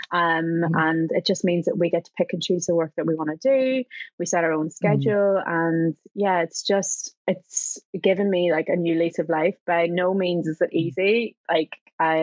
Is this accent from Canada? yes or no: no; Enniskillen, Northern Ireland, United Kingdom; also born or lived in London; now in Scotland, United Kingdom; I do live in Scotland. Yes. I am currently in my hometown of Enniskillen in Northern Ireland